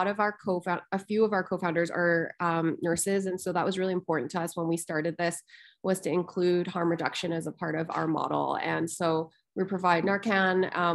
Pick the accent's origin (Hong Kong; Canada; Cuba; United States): Canada; Calgary, Alberta; moved away; I was also born and raised in Calgary to Chinese parents who were refugees from the Vietnam War.